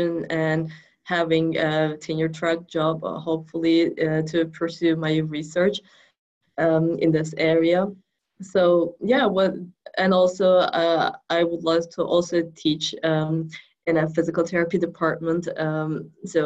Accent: Turkey; moved away as an adult; also born or lived in New York, United States; now in Kansas, United States; I was born in New York, and then I was there until 5 years old, and then my parents went back to Turkey.

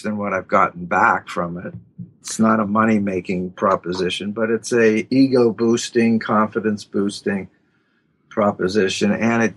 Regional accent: Pittsburgh, Pennsylvania, United States; now in New York, United States; I'm from Pittsburgh.

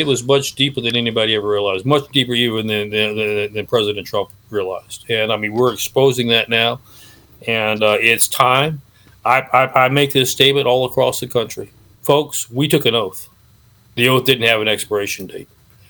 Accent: Mexico; I grew up in Mexico. I lived in a foreign country. My parents were missionaries.

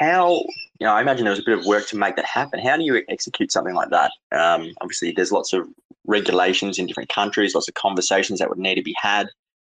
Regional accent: Australia; I'm from Australia

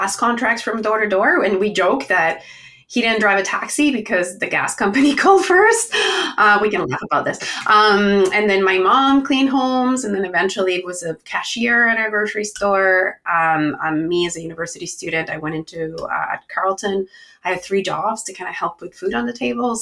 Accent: Chihuahua, Mexico; moved away as an adult; now in Canada; So I am originally from Mexico, from the north of Mexico, a town called Chihuahua, which is where the little dog comes from. And I came when I was 18 years old

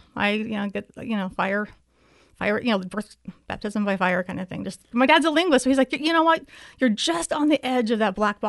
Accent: Provo, Utah, United States; also born or lived in Helsinki, Finland; Yeah, well, I grew up mostly in the Provo area in Utah, about an hour south of Salt Lake, except for about 3 years where I lived in Helsinki, Finland, because my parents were presiding over the mission.

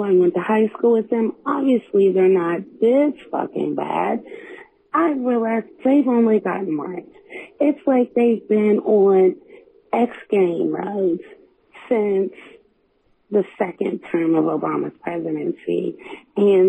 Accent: West Virginia, United States; moved away as an adult; now in Texas, United States; I'm a Nigerian-American from West Virginia

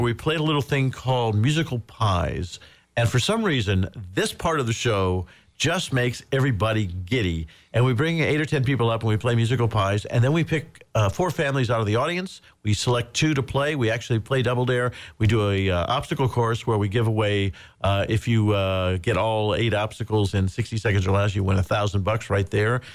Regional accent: Indiana, United States; moved away as an adult; growing up in Indiana

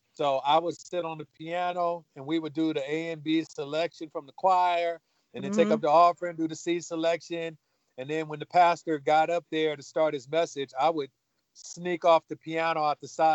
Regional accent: Los Angeles, California, United States; I grew up in South Central Los Angeles, California

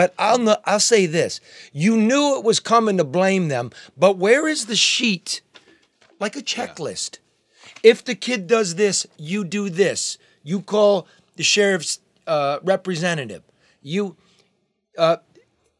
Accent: Oakland County, Michigan, United States; I'm from Oakland County

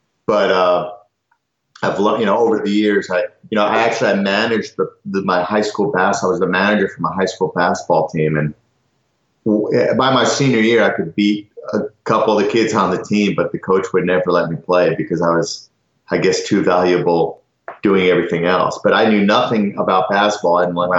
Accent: Rye, New York, United States; Rye, New York, Westchester County.

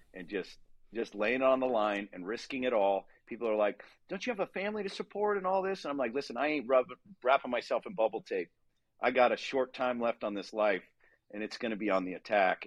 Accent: Southern California, United States; I grew up in Southern California, surfing, skateboarding.

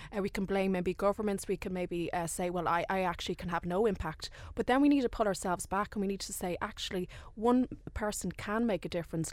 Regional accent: Dublin, Leinster, Ireland; I'm actually from Dublin

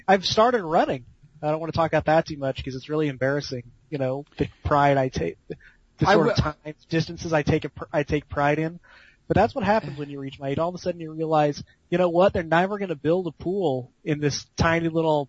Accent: Edmond, Oklahoma, United States; moved away; also born or lived in Kansas; because we grew up in Oklahoma

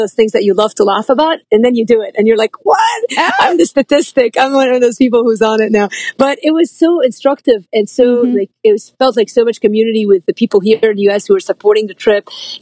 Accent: Lebanon; now in United States; I grew up Lebanese in Lebanon and the war was a civil war in Lebanon. And we left 1987 at the height of the war

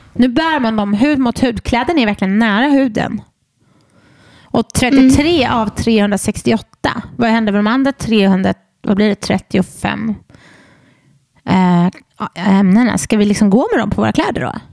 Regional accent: Borås, Västra Götaland, Sweden; jag är från Borås.

